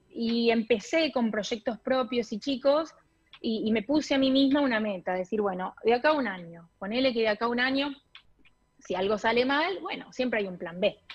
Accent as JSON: {"language": "Spanish", "town": "Pergamino", "region": "Buenos Aires Province", "country": "Argentina", "also_born_or_lived": "Rosario / Brooklyn, New York", "moved": "as an adult", "lives_now": "New York, United States", "said": "yo soy de Pergamino, provincia de Buenos Aires"}